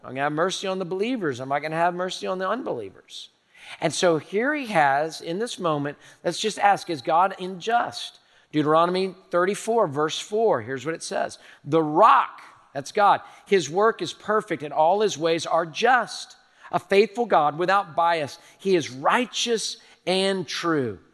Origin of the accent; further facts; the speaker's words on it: Houston, Texas, United States; I'm a native Houstonian. I was born in Herman Hospital in the medical center